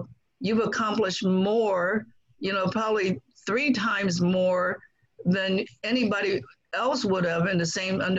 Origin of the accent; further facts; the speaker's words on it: Guangdong, China; now in United States; I grew up in China, not ever having met my father